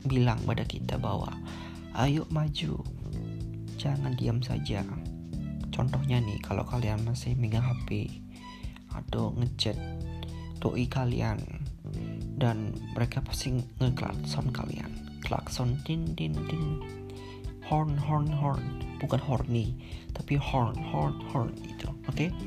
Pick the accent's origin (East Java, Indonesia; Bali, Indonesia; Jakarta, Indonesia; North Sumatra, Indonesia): Bali, Indonesia; sebagai orang Bali itu sangat-sangat welcome kepada stranger atau orang-orang asing yang ingin liburan ke Bali